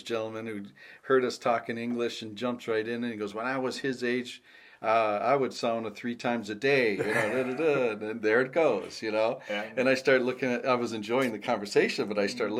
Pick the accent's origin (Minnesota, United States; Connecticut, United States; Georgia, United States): Minnesota, United States; Minneapolis; Minneapolis, Minnesota.